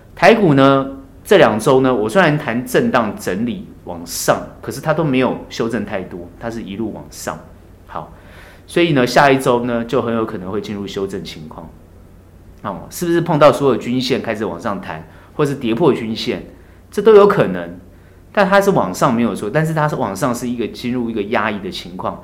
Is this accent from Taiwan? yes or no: yes; Taiwan; 我们台湾人